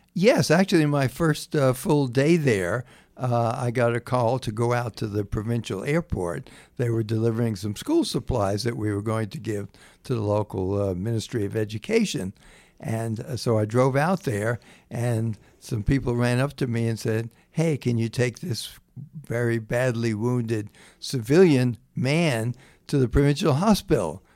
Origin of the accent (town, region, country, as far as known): Jacksonville, Florida, United States; born or raised there; also born or lived in North Carolina